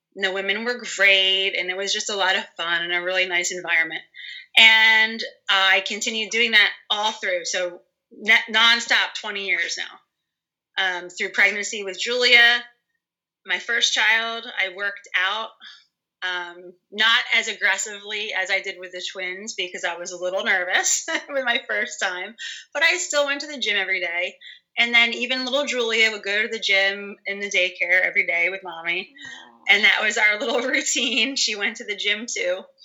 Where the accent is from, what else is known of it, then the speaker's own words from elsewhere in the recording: Bucks County, Pennsylvania, United States; I am from Bucks County